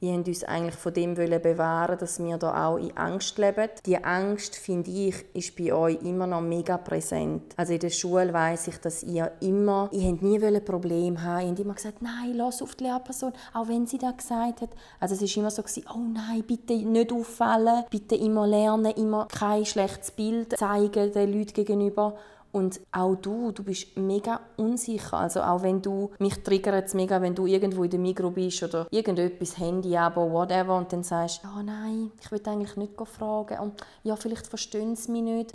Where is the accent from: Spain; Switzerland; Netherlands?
Switzerland; Ich bin zum Beispiel in der Schweiz geboren